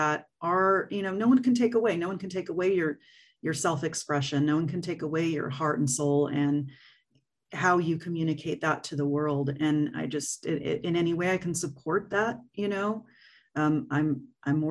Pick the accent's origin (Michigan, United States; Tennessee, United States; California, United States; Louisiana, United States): California, United States; Fresno; also born or lived in Los Angeles; I grew up in Fresno, and then I moved to LA for a good chunk of time. And then I moved back about 5-6 years ago.